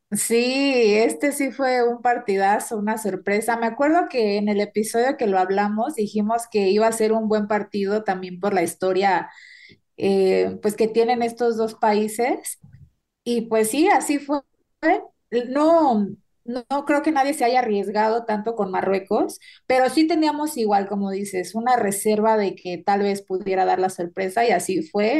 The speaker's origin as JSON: {"language": "Spanish", "country": "Mexico", "said": "somos mexicanos"}